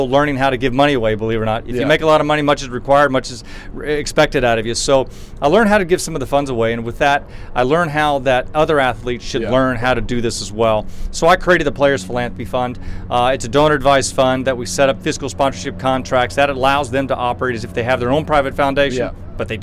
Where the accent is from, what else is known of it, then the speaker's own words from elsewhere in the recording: Dallas, Texas, United States; I grew up in Dallas, Texas, and I was one of the better athletes in my community.